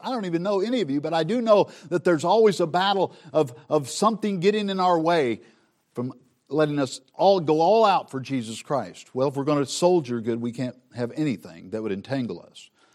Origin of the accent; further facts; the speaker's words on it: Southern Missouri, United States; I grew up in Southern Missouri